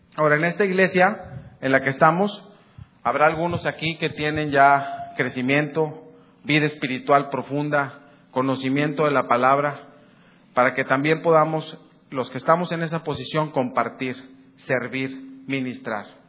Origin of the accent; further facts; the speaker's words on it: Ciudad Victoria, Tamaulipas, Mexico; Yo soy una persona aquí de Ciudad Victoria, algunos me conocen hace mucho tiempo. No nací aquí, pero soy de Ciudad Victoria como de toda la vida